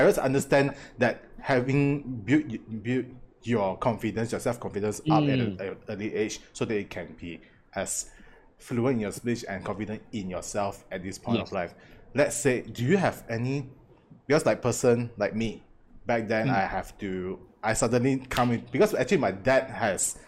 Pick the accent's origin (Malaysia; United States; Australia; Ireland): Malaysia; as Malaysian, especially Malaysian, I grew up